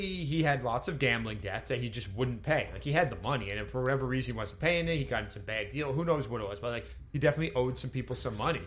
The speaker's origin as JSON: {"language": "English", "region": "Connecticut", "country": "United States", "tie": "born or raised there", "said": "I grew up in Connecticut"}